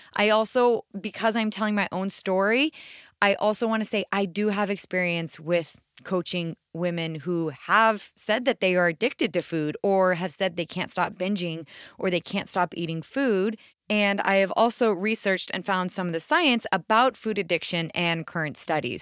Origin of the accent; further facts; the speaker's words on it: right outside DC, East Coast, United States; I grew up on the East Coast right outside DC